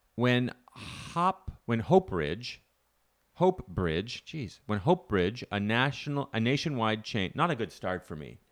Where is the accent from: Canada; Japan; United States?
Canada; moved away; I'm from Canada. Because our summers, although they are existent, are short.